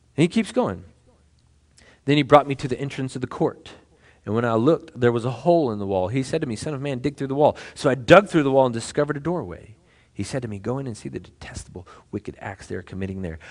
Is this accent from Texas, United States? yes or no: yes; Temple, Texas, United States; moved away; when I was a child, I was growing up in Temple